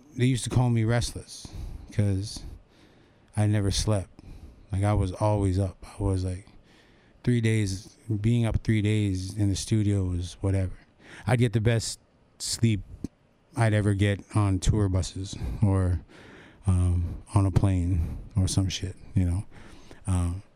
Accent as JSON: {"language": "English", "area": "Hobbema", "region": "Alberta", "country": "Canada", "said": "I'm from Home Beam, Alberta"}